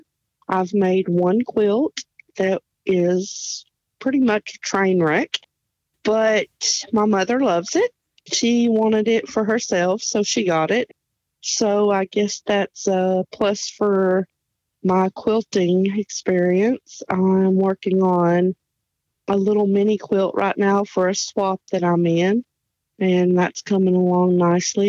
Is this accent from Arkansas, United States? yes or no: yes; Hope, Arkansas, United States; moved away as an adult; also born or lived in Clovis, New Mexico / Virginia; we moved to Hope, Arkansas, and I was raised in and around the community of Hope, Arkansas.